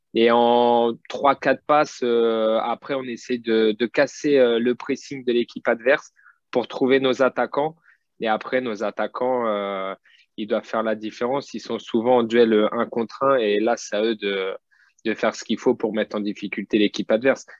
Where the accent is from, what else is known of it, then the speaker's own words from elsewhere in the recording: Châteauroux, Centre-Val de Loire, France; je suis né à Châteauroux. j'ai débuté ici. j'ai ma famille qui est ici